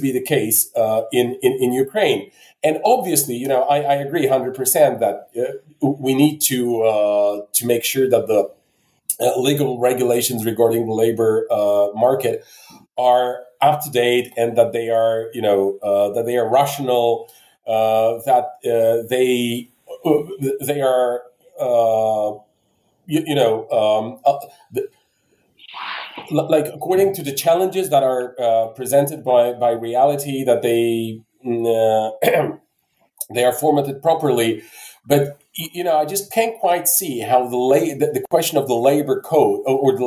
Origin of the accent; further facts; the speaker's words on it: Bulgaria; now in Poland; I'm originally from Bulgaria. Now I live in Poland